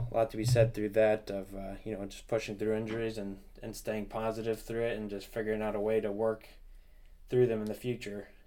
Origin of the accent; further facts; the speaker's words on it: New Jersey, United States; up in New Jersey, we didn't have any like bands or anything like